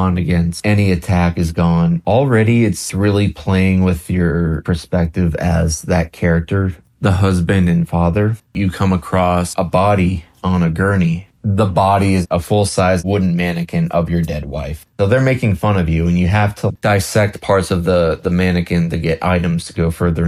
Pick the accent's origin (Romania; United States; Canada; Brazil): Romania; I am from Romania